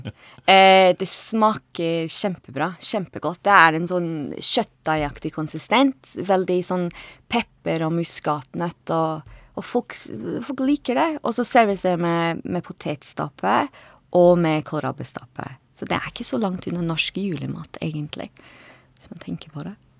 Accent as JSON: {"language": "Norwegian", "town": "Edinburgh", "region": "Scotland", "country": "United Kingdom", "also_born_or_lived": "Bøler, Oslo, Norway", "second_language": "Norwegian", "moved": "as an adult", "lives_now": "Oslo, Norway", "said": "Jeg kommer fra Edinburgh i Skottland."}